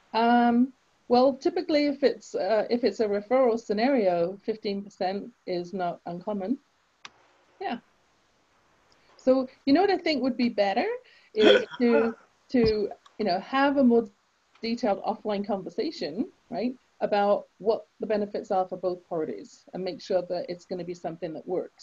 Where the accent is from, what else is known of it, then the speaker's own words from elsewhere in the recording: England, United Kingdom; now in Canada; I grew up in England. You can tell from my accent, I wasn't born in Canada.